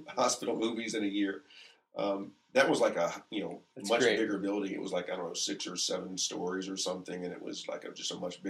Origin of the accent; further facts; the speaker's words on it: South Carolina, United States; Yeah, I'm from the Carolinas.